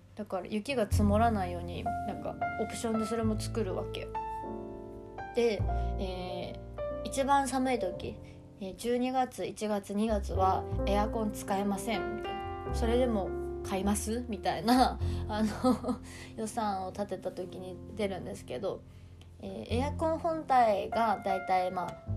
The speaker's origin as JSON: {"language": "Japanese", "region": "Hokkaido", "country": "Japan", "tie": "born or raised there", "moved": "yes", "lives_now": "Tokyo, Japan", "said": "私は北海道出身"}